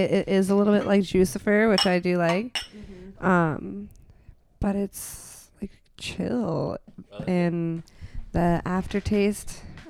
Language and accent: English; Florida, United States; moved away; I'm from Florida.